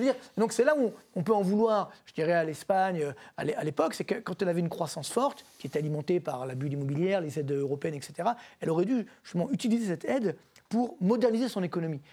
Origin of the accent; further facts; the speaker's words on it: France; chez nous en France